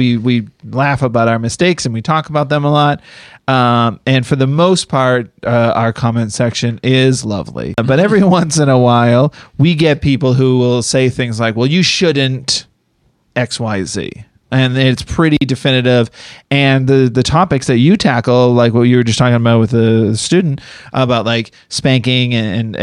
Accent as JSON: {"language": "English", "region": "Massachusetts", "country": "United States", "said": "I'm from Massachusetts, Irish Catholic"}